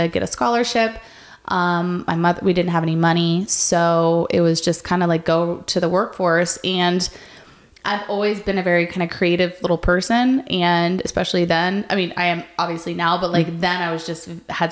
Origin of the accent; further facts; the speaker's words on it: North Las Vegas, Nevada, United States; I grew up here in Las Vegas. I went to Cheyenne High School, which is a not so good school in a not so good part of town. I grew up in North Las Vegas.